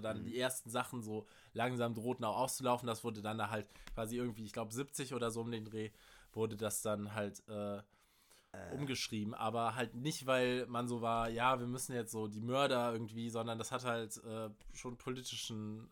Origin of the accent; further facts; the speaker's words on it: Germany; als Deutscher